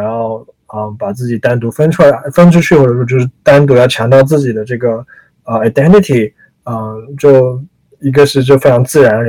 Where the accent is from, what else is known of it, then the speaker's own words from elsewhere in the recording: China; now in United States; 作为我们作为中国人，作为呃，可能有些人就是华裔美国人，我从从我们从我们的利益出发来看这个问题